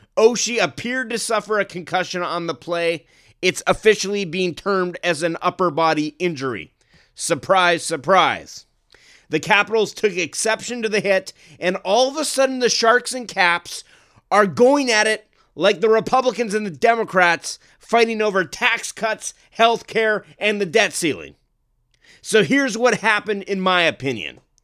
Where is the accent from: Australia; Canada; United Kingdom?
Canada; growing up in Canada